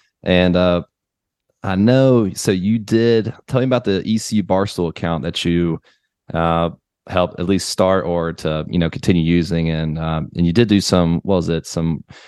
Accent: North Carolina, United States; we're both from North Carolina or whatnot

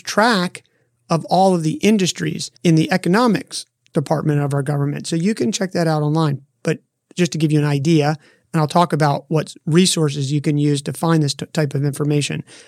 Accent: Half Moon Bay, California, United States; my hometown of Half Moon Bay, California

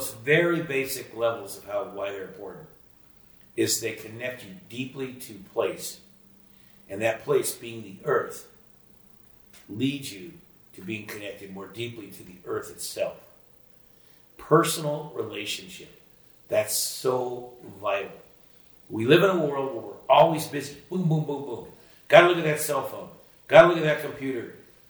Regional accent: Sunnyvale, California, United States; growing up in Sunnyvale, California, which is now Silicon Valley.

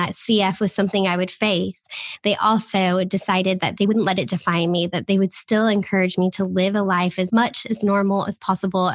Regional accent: Florida, United States; moved away as an adult; now in Manchester, United Kingdom; I am originally from Florida, a small town in Florida. And I moved over here in 2012

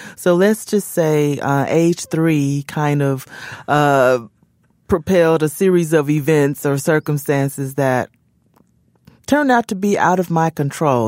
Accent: Memphis, Tennessee, United States; there's a place in Memphis, which is my hometown

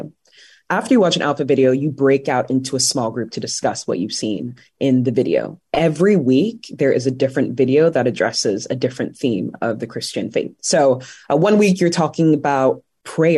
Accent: London, United Kingdom; moved away as an adult; also born or lived in Washington, D.C., United States / Oxfordshire, United Kingdom; now in Northern Virginia, United States; I was actually born in D.C. I was born in Boggy Bottom. Yeah. So my family moved to the UK when I was around 9 or 10. I love London.

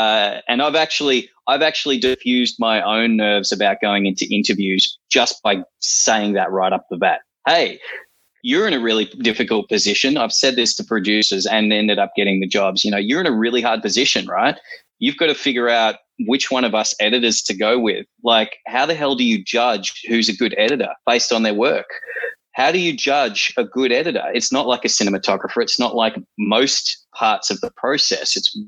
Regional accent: New Zealand; born there; accent: Kiwi; I guess I sounded Kiwi for a second then. I'm allowed to, because I was born in New Zealand.

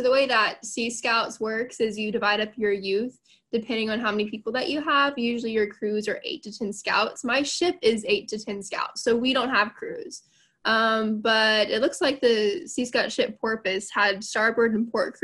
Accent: Houston, Texas, United States; I'm from Houston

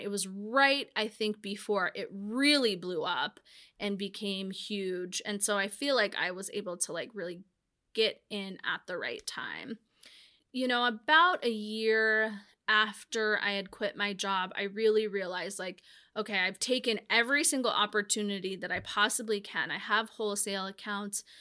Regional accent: Whitefish, Montana, United States; growing up in Whitefish

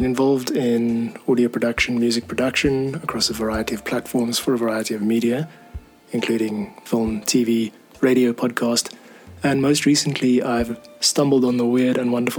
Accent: South Africa; I'm a South African musician and audio producer.

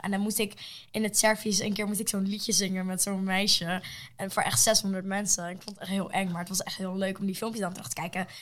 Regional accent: Netherlands; Ik ben in Nederland geboren.

